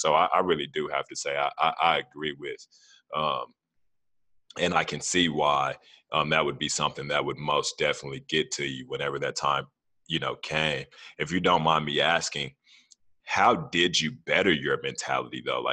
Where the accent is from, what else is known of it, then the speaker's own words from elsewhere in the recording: Fort Worth, Texas, United States; I'm from Como